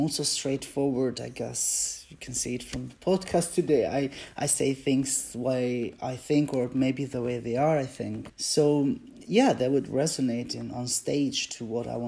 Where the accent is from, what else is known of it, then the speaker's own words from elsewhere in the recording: Albania; English is a second language; also born or lived in Switzerland; now in United Kingdom; I come from Albania